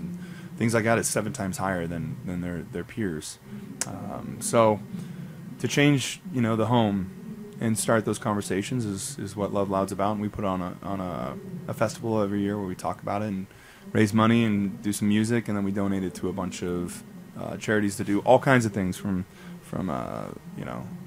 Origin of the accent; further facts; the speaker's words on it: Las Vegas, Nevada, United States; moved away; also born or lived in Utah; I'm from Vegas